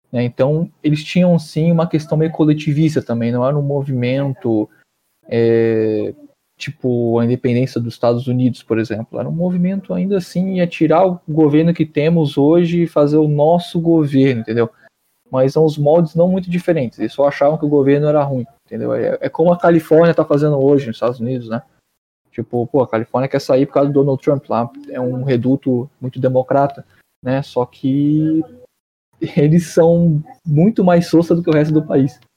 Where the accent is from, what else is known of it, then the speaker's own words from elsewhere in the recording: Niterói, Rio de Janeiro, Brazil; eu sou natural de Niterói